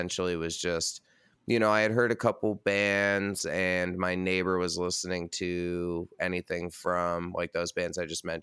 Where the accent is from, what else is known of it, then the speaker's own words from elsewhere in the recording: Red Hook, New York, United States; also born or lived in Brooklyn, New York; I'm born and raised in New York, and now I live in Brooklyn